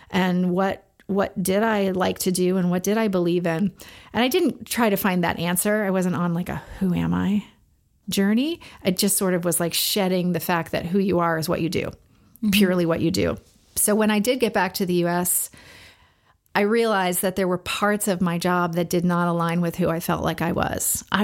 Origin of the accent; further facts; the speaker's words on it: Florida, United States; moved away as an adult; now in Los Angeles, United States; I moved to Los Angeles from Florida, and I and I worked in advertising for about seven years.